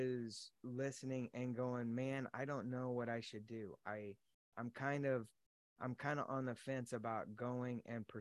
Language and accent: English; Los Angeles, California, United States; moved away as an adult; now in Texas, United States; I grew up in Los Angeles